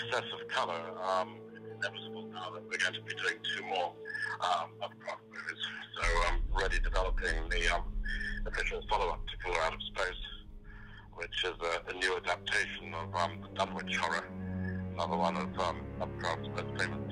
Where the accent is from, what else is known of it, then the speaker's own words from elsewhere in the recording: South Africa; being a South African, I've probably got some of that creative DNA as well.